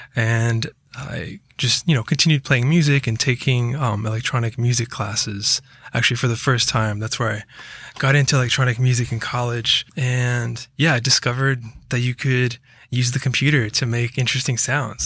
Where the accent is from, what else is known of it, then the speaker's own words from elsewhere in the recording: Rockville, Maryland, United States; moved away; also born or lived in Georgia; I mostly grew up around D C